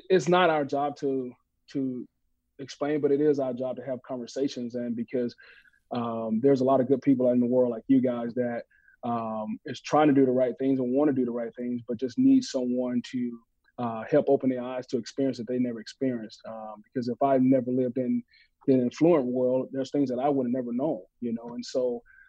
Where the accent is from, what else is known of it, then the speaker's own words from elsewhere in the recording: Mississippi, United States; growing up in Mississippi